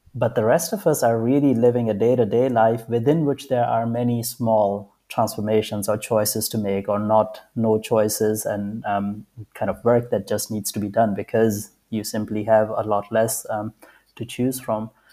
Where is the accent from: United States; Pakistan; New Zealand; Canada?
Pakistan; I grew up in Pakistan